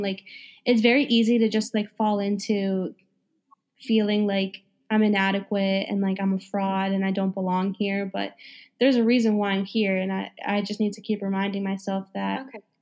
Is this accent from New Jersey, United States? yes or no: yes; New Jersey, United States; now in New York City, United States; I'm from New Jersey